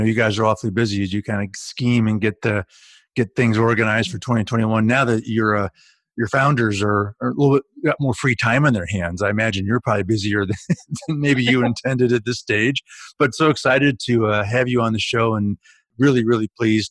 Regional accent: Hartford, Connecticut, United States; moved away; also born or lived in Chicago; I grew up in Connecticut and as a child in my grade school years.

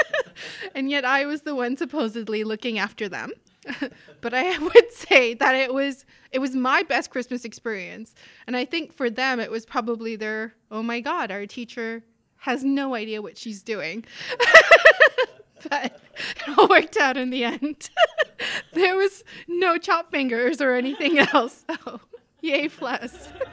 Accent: South Africa; moved away as an adult; also born or lived in northern Manitoba; now in Canada; I grew up in South Africa

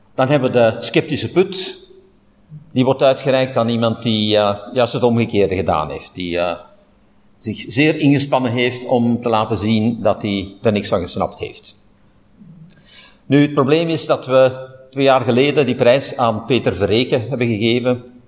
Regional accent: Flanders, Belgium; hier bij ons in Vlaanderen

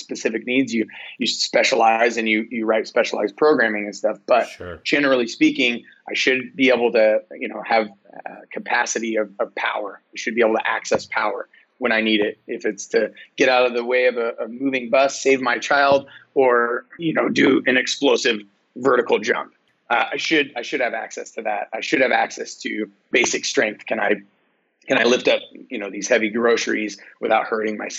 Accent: United States; we're American

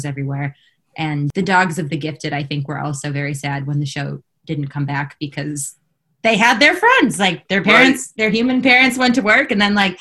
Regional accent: Los Angeles, California, United States; I grew up here in Los Angeles, which is where I am currently

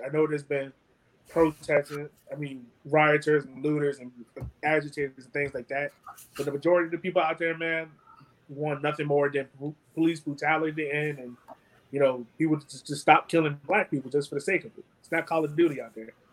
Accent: Richmond, United States; I'm from Richmond. I grew up in the hood, but I'm removed from it now

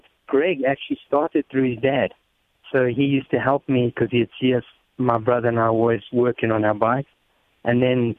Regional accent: Honeydew, Gauteng, South Africa; moved away as an adult; also born or lived in Europe; now in United States; I was born in Johannesburg, and I grew up just outside of Johannesburg in a place named Honeydew.

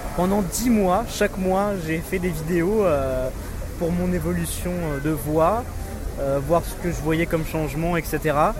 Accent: France; moved away as an adult; now in Germany; J'habite en Allemagne, mais j'ai grandi en France

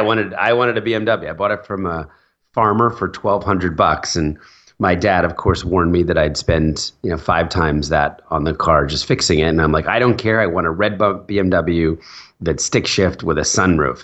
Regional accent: New Jersey, United States; also born or lived in Philadelphia; I was born in Philadelphia, and, and when I was four, my dad took a new job, uh, over in New Jersey, and he wanted to move the family

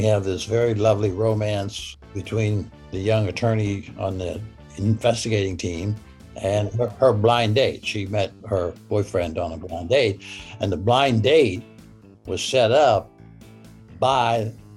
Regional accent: Pittsburgh, Pennsylvania, United States; I'm from Pittsburgh

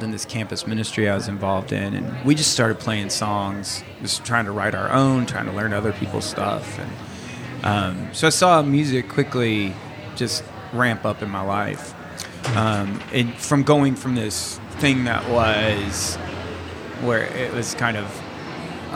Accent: Louisville, Kentucky, United States; moved away as an adult; now in Perth, Australia; I grew up in Louisville, Kentucky.

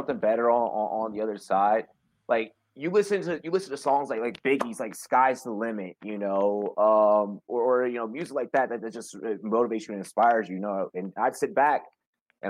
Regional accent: Washington, District of Columbia, United States; moved away as an adult; now in Colorado, United States; I'm from Southeast DC, Berry Farms

